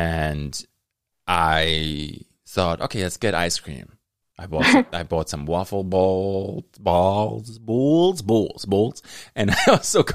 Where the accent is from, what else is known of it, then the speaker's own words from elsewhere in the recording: Germany; first language German; English is a second language; moved away; When I was in high school, I grew up in Germany